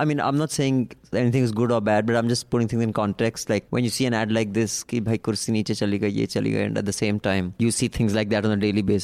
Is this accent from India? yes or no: yes; India; being Indian liberals